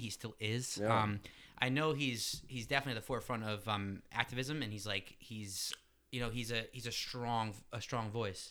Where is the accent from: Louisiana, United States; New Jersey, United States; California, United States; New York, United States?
New Jersey, United States; outside of Wall Township; me and Randy grew up together outside of Walt Township.